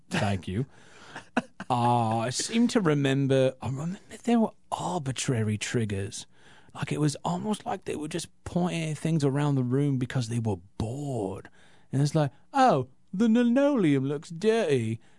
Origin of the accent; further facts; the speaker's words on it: Wales, United Kingdom; Thirdly, I'm from Wales. What kind of men do you expect look like from a place called Wales?